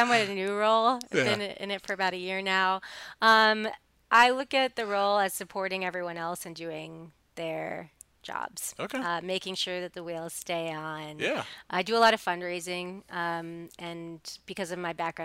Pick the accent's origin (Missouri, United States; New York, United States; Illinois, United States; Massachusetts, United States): New York, United States; New York City; I grew up in New York City